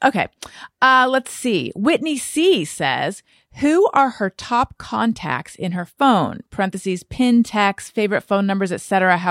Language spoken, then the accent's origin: English; Australia; even though I'm Australian, she really helped my fears and concerns with it all.